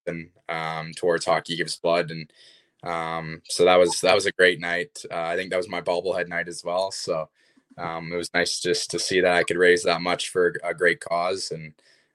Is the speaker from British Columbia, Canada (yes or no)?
yes; Kamloops, British Columbia, Canada; born or raised there